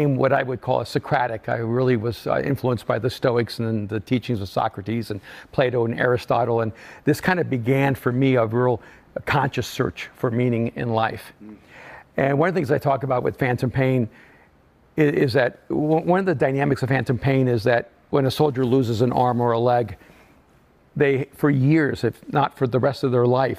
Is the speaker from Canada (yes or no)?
no; El Salvador; moved away; I'm an immigrant from El Salvador